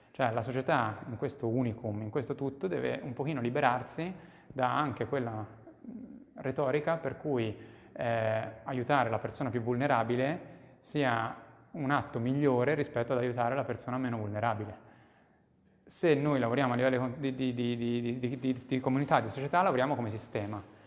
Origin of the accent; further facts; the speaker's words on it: Monzano, Italy; moved away; nel, nel, nel, mio paese